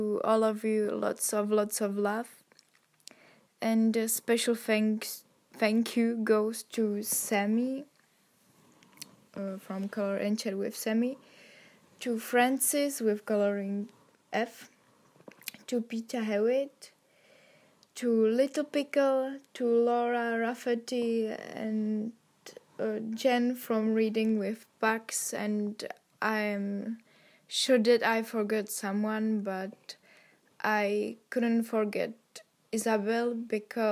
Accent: Czechia; I am from Czech Republic

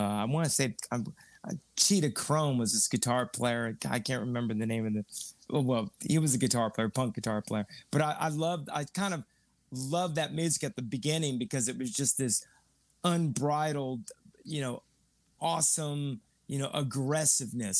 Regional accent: San Antonio, Texas, United States; moved away; also born or lived in Austin, Texas; Originally, I'm from San Antonio, Texas. Born in the Nix Hospital right downtown in San Antonio

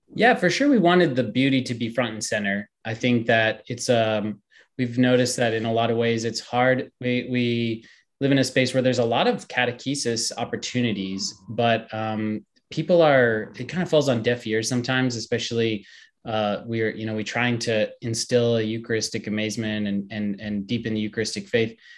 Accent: Steubenville, Ohio, United States; I grew up in Steubenville in the shadow of the university.

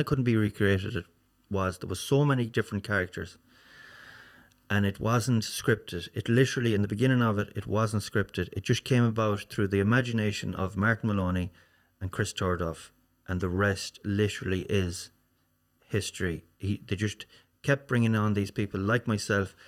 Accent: Swinford, Connacht, Ireland; also born or lived in Castlebar / Galway / America; Swinford, Swinford is my hometown

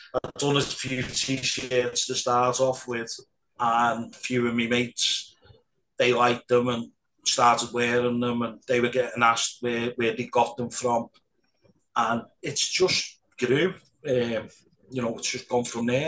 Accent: Liverpool, North West England, United Kingdom; I, am born and bred in Anfield

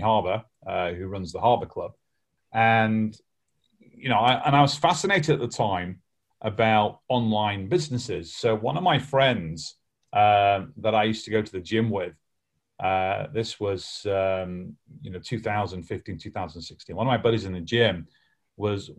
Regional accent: Lancashire, North West England, United Kingdom; I'm from Lancashire, bit like Yorkshire

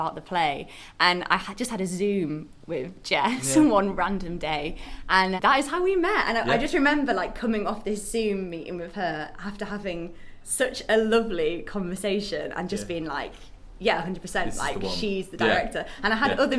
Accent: Leeds, Yorkshire and the Humber, United Kingdom; I'm from Leeds.

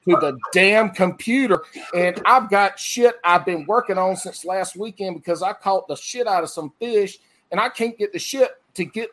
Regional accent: South Carolina, United States; I was born and raised in South Carolina.

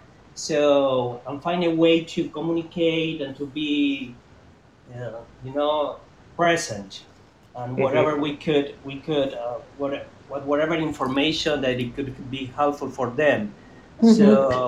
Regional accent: Buenos Aires, Argentina; now in New York, United States; so I immigrated in 2000 from Buenos Aires directly to New York.

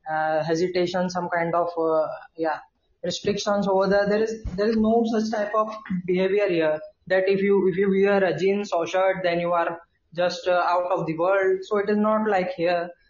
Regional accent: Indore, Madhya Pradesh, India; I am from India and I am uh, I belongs to Indore, Madhya Pradesh. It is present at the, at the middlemost part of our country. So I live in the heart of my country.

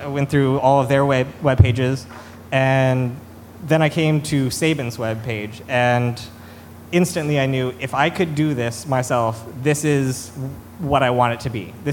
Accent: Arkansas, United States; moved away; I'm from Arkansas originally

